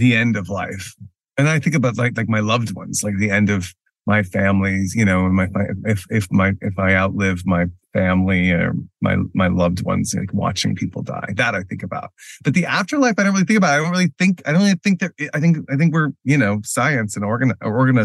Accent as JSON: {"language": "English", "region": "Texas", "country": "United States", "tie": "born or raised there", "also_born_or_lived": "Houston / Dallas / New York", "moved": "yes", "said": "I grew up in Texas. I'm from I was born in the Houston area, mm-hmm. and my mother, also born in Houston, raised in Houston, lived in Houston a lot of her life. We later moved to the Dallas area"}